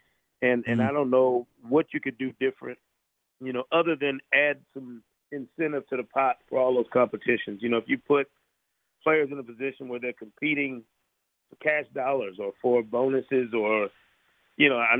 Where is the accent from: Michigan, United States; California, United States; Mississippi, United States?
Michigan, United States; Grand Rapids; I'm a Pistons fan from the time I grew up in Grand Rapids, Michigan.